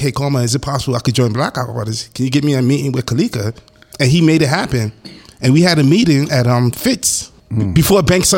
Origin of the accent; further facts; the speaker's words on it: New York, United States; We're from New York also.